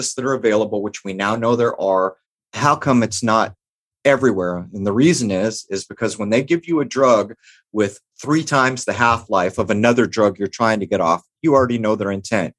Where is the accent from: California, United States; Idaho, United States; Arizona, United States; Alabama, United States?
California, United States; San Diego; where I grew up in San Diego, and the time that I grew up in East County